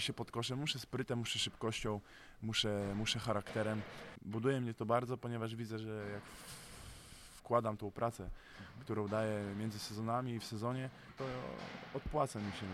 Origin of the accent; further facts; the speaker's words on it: Gdynia, Pomeranian Voivodeship, Poland; now in Słupsk, Poland; jadę do mojego rodzinnego miasta, do Gdyni